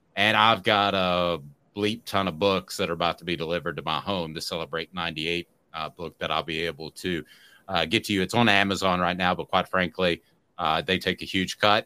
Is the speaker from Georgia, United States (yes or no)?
no; Powell, Tennessee, United States; I'm from Powell